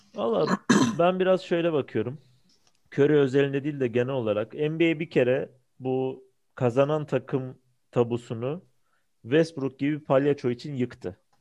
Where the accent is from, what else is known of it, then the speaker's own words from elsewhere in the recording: Istanbul, Turkey; baba tarafım Samatyalı. Yani o filmin çekildiği yerde babam da büyümüş, ben de büyüdüm sayılır.